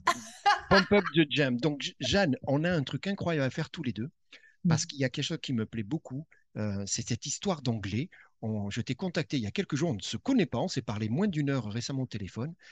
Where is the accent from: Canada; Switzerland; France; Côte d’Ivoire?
France; Bergerac, Nouvelle-Aquitaine; Moi, je viens de Bergerac-en-Dordogne.